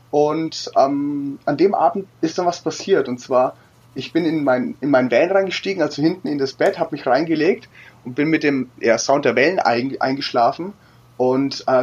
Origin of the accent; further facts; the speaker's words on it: Würzburg, Bavaria, Germany; 31 Jahre alt, ähm, gebürtig aus Würzburg und bin für die letzten sechs Jahre durch die Welt gereist